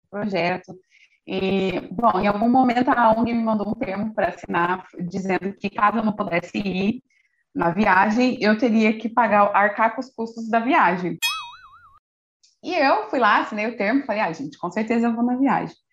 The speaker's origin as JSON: {"language": "Portuguese", "country": "Brazil", "said": "E no último dia, porque eu sou brasileira, uhum. deixo tudo para cima da hora."}